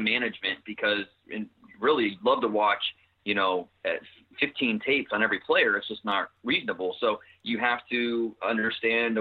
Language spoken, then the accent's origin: English; Northeast Ohio, United States; Growing up in Northeast Ohio